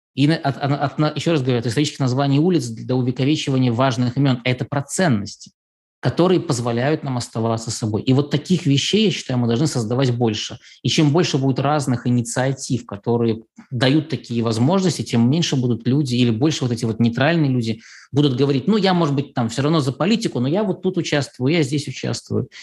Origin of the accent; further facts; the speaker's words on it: Belarus